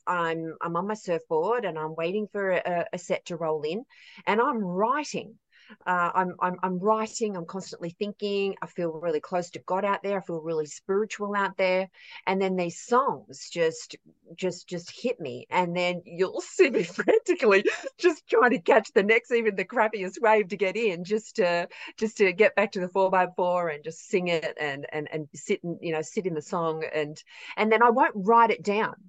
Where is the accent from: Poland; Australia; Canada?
Australia; rural New South Wales; I'm from uh, rural New South Wales, right in the heart of it. Um, it is awesome out here.